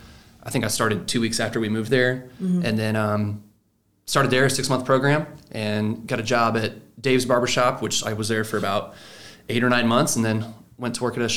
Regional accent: Murphysboro, Illinois, United States; I grew up in Murfreesboro and went through high school and started John A. Logan.

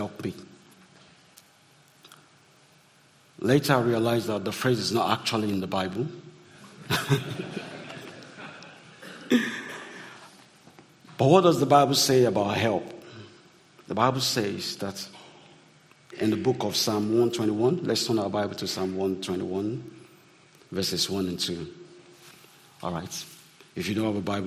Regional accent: Nigeria; growing up in Nigeria

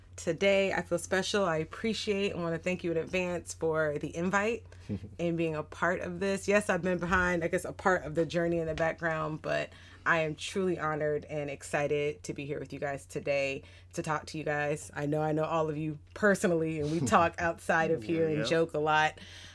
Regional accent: Sumter, South Carolina, United States; born there; I was born in Sumter, South Carolina. Military person. My dad's retired military Air Force. So kind of a military brat here, there, and everywhere.

